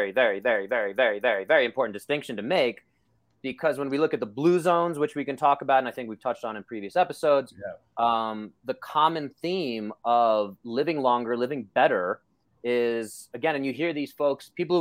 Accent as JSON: {"language": "English", "town": "New York City", "region": "New York", "country": "United States", "tie": "born or raised there", "said": "This is how I grew up in Brooklyn."}